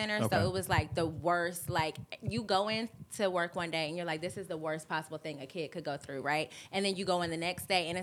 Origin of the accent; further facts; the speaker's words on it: Augusta, Georgia, United States; I'm from Augusta.